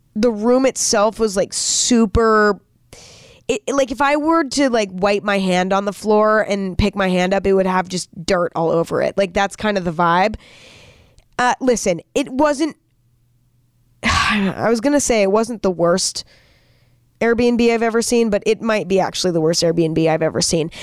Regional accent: near San Francisco, California, United States; moved away; also born or lived in Los Angeles / New York City; I grew up near San Francisco.

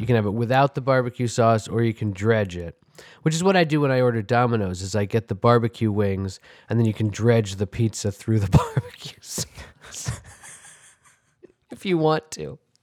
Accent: New York City, New York, United States; I grew up on, in Manhattan on the Upper West Side

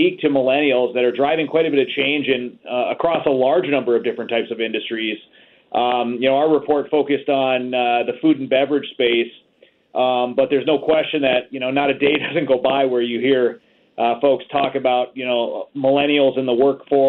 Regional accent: United States; also born or lived in Chicago, Illinois; I'm calling in today from Chicago, Illinois. So I'm an American

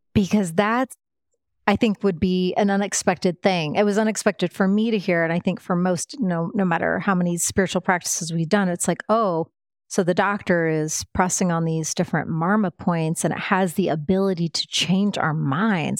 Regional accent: Midwest, United States; now in Austin, United States; I grew up in the Midwest

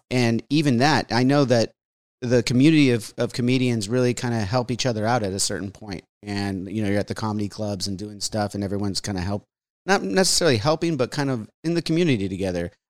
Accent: New Jersey, United States; oh, I got this. I'm from Jersey.

